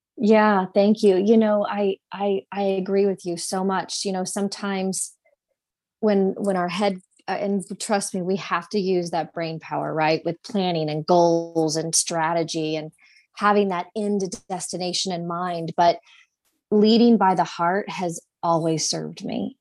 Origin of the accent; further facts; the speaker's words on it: Indianapolis, Indiana, United States; I'm from Indy, and so this is my home and my community